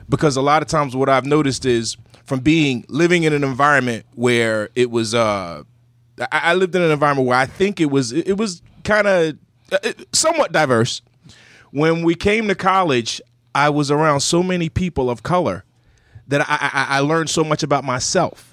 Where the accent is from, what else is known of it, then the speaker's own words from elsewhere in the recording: Burlington, New Jersey, United States; I'm from Burlington City